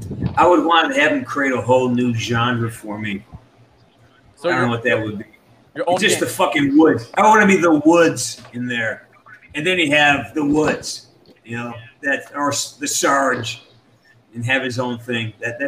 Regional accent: London, United Kingdom

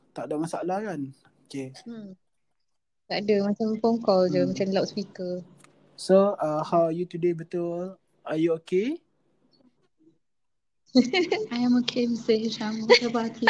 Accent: Malaysia; kita sebagai rakyat Malaysia

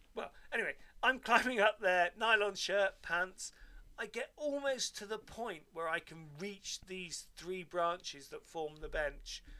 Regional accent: Devon, South West England, United Kingdom; Where I grew up in Devon

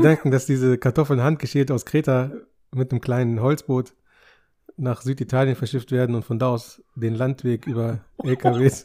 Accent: Germany; Wir sind ja hier geboren

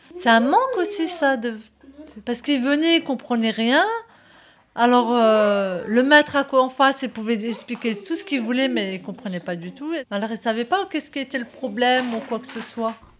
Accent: Strasbourg, Grand Est, France; j'étais que sur Strasbourg. Je suis née à Strasbourg, je suis restée que sur Strasbourg.

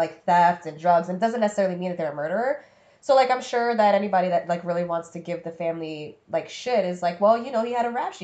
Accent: New York, United States; we're from New York

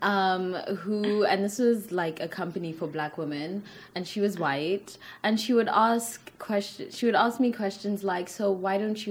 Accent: South Africa; I am South African. I'm from the bottom of the continent

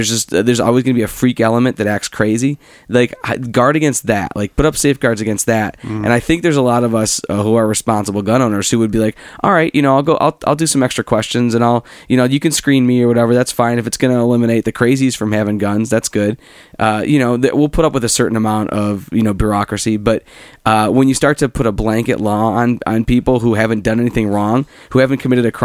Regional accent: Cleveland, Ohio, United States; I'm from Cleveland

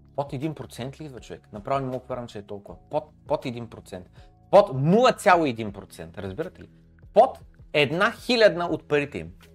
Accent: Bulgaria; Всички сме бедни българи, човек. Ние сме в България

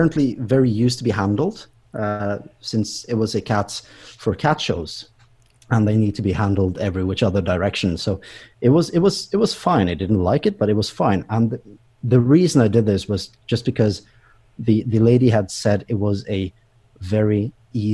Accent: Bergen, Vestland, Norway; here in Bergen, or here in my hometown.

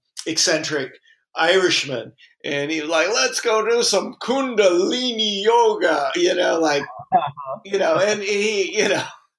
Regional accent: California, United States; moved away; I'm from California

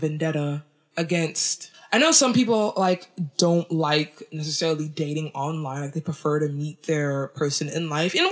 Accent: Nigeria; I'm from Nigeria

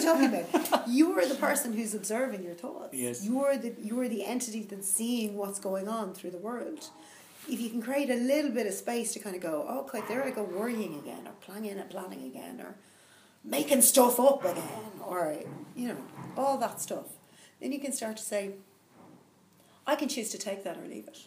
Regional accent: Dublin, Leinster, Ireland; I'm from Dublin

